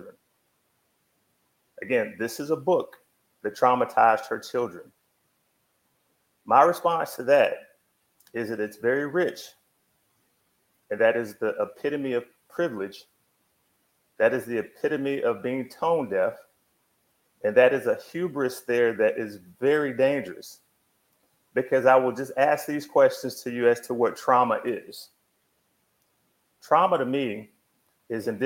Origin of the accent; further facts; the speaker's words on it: Texas, United States; as a kid growing up in Texas